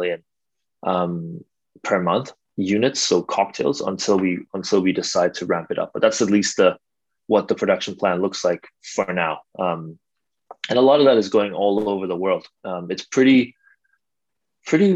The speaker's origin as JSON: {"language": "English", "town": "Copenhagen", "region": "Capital Region of Denmark", "country": "Denmark", "tie": "born or raised there", "also_born_or_lived": "Switzerland", "moved": "as an adult", "lives_now": "China", "said": "I grew up in Denmark, Copenhagen, born and raised"}